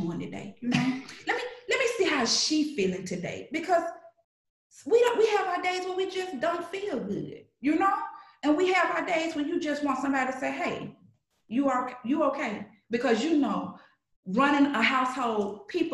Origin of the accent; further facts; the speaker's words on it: Birmingham, Alabama, United States; also born or lived in Alexander City, Alabama; I grew up in Birmingham, Alabama, but I'm a country girl. I was born in Alexander City.